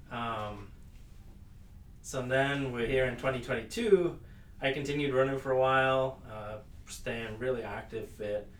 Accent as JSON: {"language": "English", "country": "United Kingdom", "moved": "as an adult", "lives_now": "United States", "said": "I am British. That's probably picked up by everyone already listening. Uh, but I came to the U.S. in 2011 uh, from the U.K"}